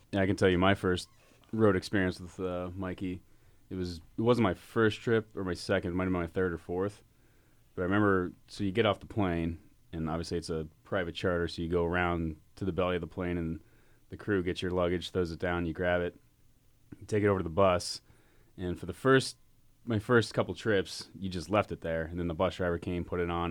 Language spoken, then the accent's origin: English; Pittsburgh, Pennsylvania, United States; growing up in Pittsburgh and being from this area